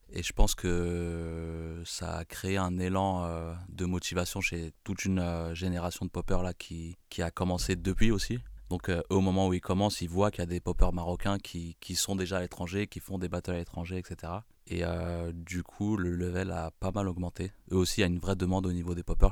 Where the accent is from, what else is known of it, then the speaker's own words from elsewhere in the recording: Bondy, Île-de-France, France; je suis de Bondy